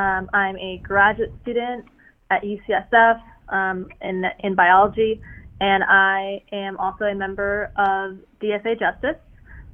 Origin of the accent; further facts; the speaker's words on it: Russia; I'm originally from Russia, so my parents moved here and are obviously kind of very, very against any sort of leftist notions.